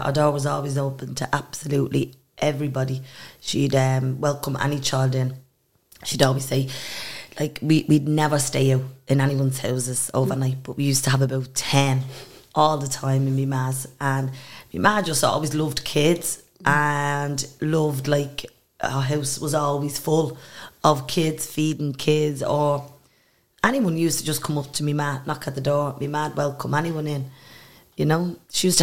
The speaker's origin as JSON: {"language": "English", "country": "Ireland", "tie": "born or raised there", "said": "I'm from Eastwell."}